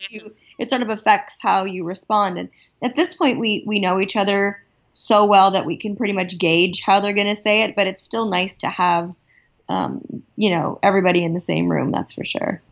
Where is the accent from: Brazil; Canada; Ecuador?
Canada; Toronto, Ontario; moved away as an adult; now in Los Angeles, United States; I grew up in Toronto